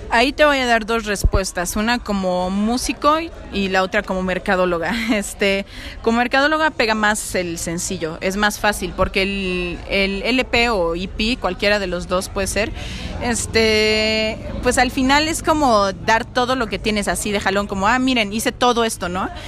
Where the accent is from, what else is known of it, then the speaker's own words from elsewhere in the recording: Mexico; yo como mexicana